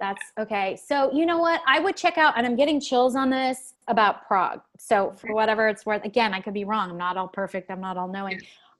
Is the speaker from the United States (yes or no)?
no; Canada; I'm Canadian.